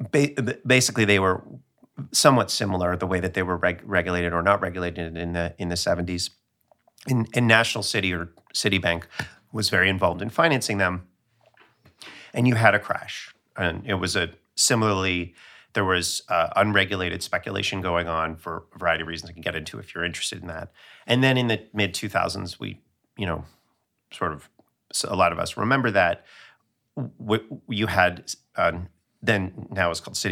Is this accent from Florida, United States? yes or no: yes; Miami, Florida, United States; No, I grew up in Miami. I love Miami